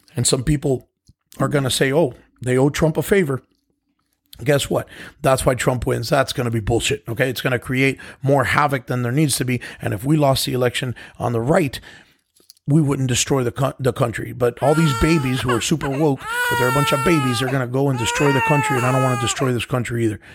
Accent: United States; I'm an American

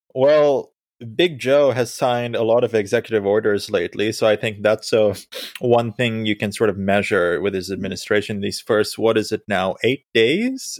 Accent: Sri Lanka; moved away; I was born in Sri Lanka

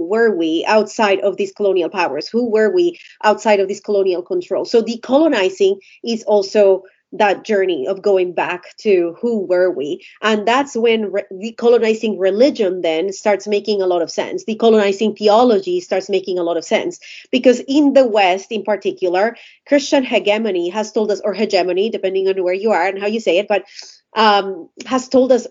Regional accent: Colombia; I'm Colombian. I was born and raised in Colombia.

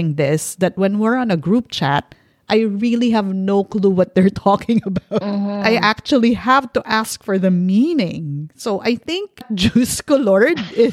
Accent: Philippines; Bakla is how we call gays in the Philippines

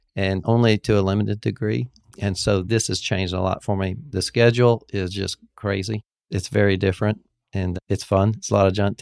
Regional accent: Fort Walton Beach, Florida, United States; moved away as an adult; also born or lived in Birmingham, Alabama; I grew up in Fort Walton Beach, Florida.

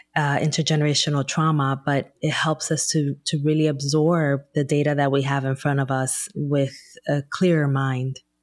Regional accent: Newark, New Jersey, United States; back in my hometown of Newark, New Jersey

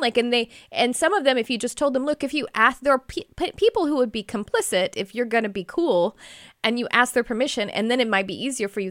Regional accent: Texas, United States; we're from Texas

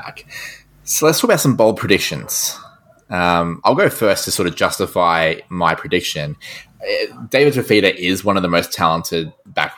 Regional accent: Queensland, Australia; as a Queenslander

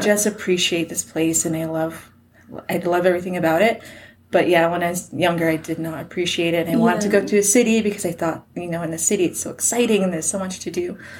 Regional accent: Grande Cache, Alberta, Canada; also born or lived in Hinton, Alberta; I grew up in a community called Sousa Creek, but currently with my husband and my kids, I live in Grand Cache Lake

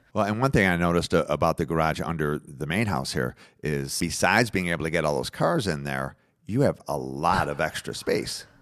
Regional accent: Detroit, Michigan, United States; now in Florida, United States; I'm from Detroit

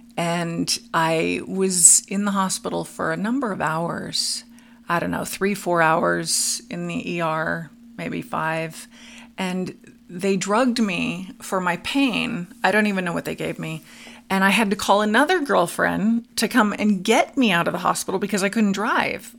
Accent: Studio City, California, United States; now in Arizona, United States; I grew up in Studio City, California, on a farm

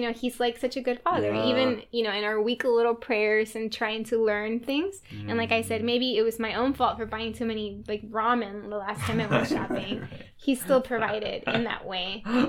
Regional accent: Texas, United States; now in New England, United States; and then I came from Texas to New England, And a lot of my friends, including John, were very intellectual about their faith.

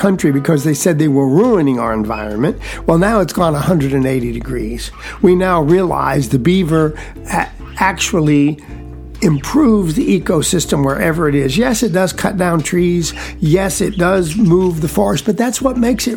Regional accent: edges of the Okefenokee Swamp, South Georgia, United States; I was raised in South Georgia, extreme South Georgia, on the edges of the Okefenokee Swamp

